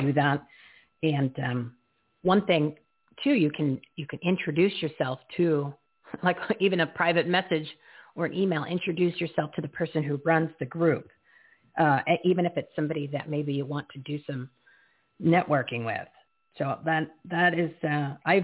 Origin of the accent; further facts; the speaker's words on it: New Jersey, United States; I'm from Jersey, too.